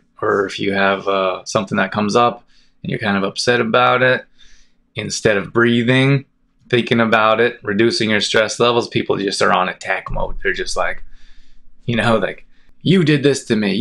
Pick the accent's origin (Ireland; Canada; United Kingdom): Canada; Calgary, Alberta; also born or lived in Olds, Alberta; I grew up in Calgary, it's a big city